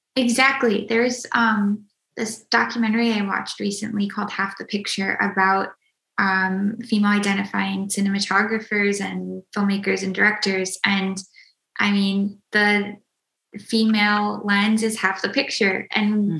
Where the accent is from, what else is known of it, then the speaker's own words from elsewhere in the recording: Minnesota, United States; I grew up in Minnesota